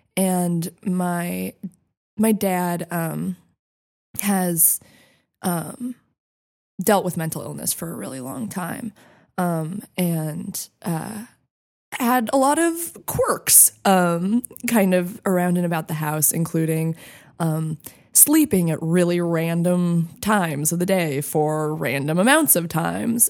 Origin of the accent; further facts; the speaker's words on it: Santa Fe, New Mexico, United States; I grew up in Santa Fe, New Mexico